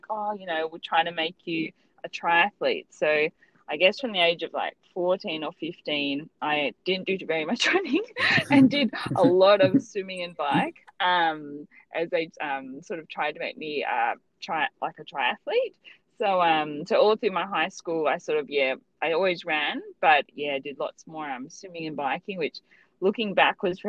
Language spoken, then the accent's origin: English; Lake Macquarie, New South Wales, Australia; also born or lived in Newcastle; I grew up in Lake Macquarie